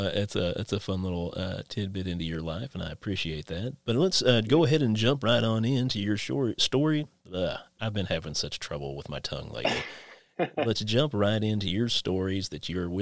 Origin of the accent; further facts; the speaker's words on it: Inez, Kentucky, United States; moved away as an adult; we actually went to school together back in my hometown of Inez, Kentucky.